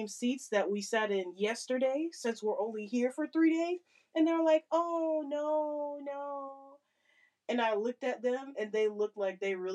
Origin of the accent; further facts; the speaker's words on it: Florida, United States; I'm from Florida